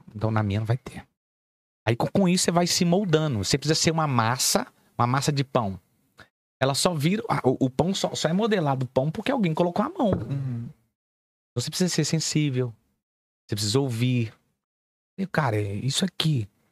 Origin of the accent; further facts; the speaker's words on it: Belo Horizonte, Minas Gerais, Brazil; also born or lived in Nova Lima; eu vim da favela, irmão. Vim do Morro, pra, morro das Pedras.